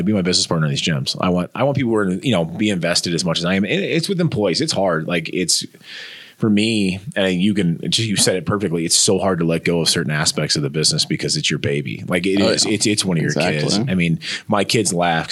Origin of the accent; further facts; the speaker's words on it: Northeast Nebraska, United States; a chubby kid growing up in Northeast Nebraska